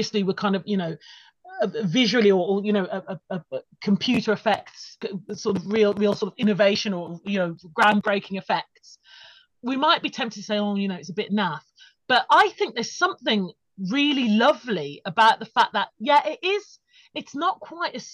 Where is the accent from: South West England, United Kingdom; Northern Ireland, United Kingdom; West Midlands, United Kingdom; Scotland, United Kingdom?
West Midlands, United Kingdom; Birmingham; I remember seeing Batman Returns at the cinema at the Odeon in Birmingham, which was just like the mecca for all film, like, you know, if you're growing up in the Midlands